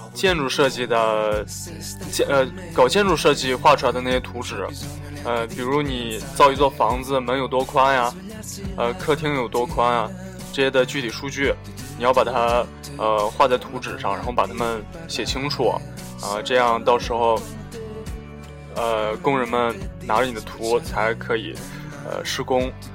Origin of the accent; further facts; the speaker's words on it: China; moved away; 我们中国人